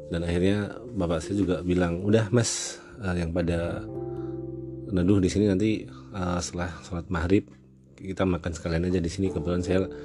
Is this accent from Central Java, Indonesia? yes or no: yes; Temanggung, Central Java, Indonesia; Dan terjadi di kampung halaman saya, tepatnya di rumah orang tua saya di daerah Temanggung sana.